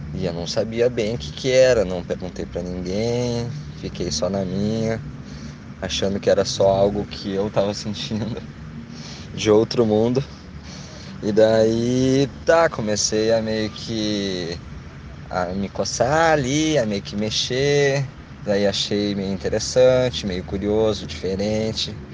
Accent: Canoas, Rio Grande do Sul, Brazil; tenho 28 anos, sou de Canoas

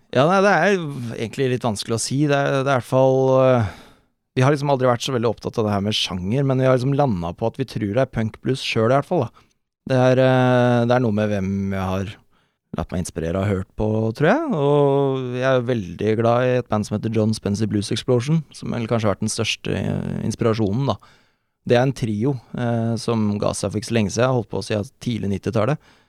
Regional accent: Oslo, Norway; jeg er fra Bøler, Oslo.

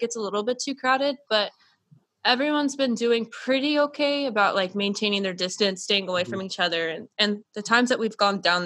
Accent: Tampa, Florida, United States; I'm from Florida. I'm from Tampa Bay

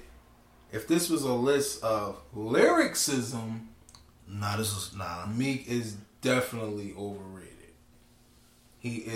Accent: Philadelphia, Pennsylvania, United States; I'm from Philly

